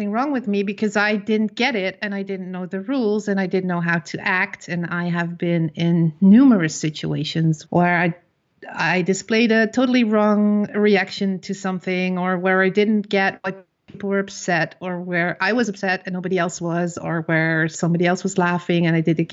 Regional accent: Netherlands; I am from the Netherlands.

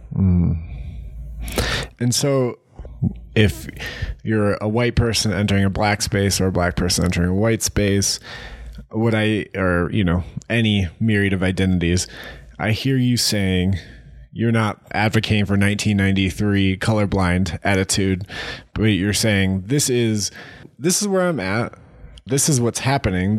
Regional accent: Ohio, United States; moved away; being from Ohio

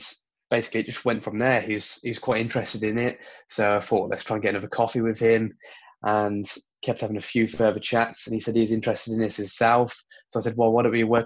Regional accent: Worcester, West Midlands, United Kingdom; my hometown, Worcester, population of 100,000

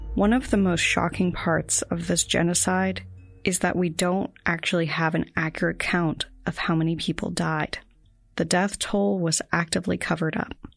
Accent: United States; Growing up in the United States

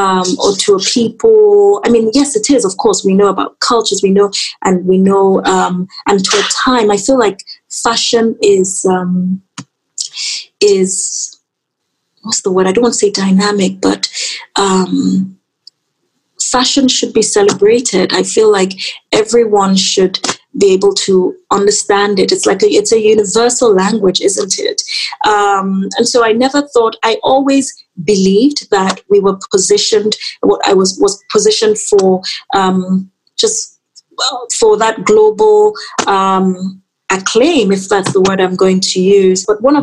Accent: Nigeria; as a Nigerian brand, and my brand being so infused with my culture, my aesthetical, you know, my design direction being so infused with my culture

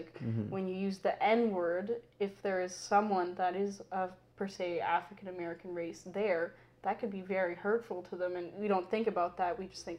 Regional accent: India; they don't realize that I am Indian, but because I'm look per se white

